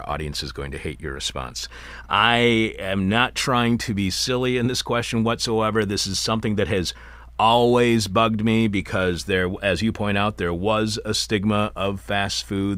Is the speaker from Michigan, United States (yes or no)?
yes; Eastpointe, Michigan, United States; my neighborhood in East Detroit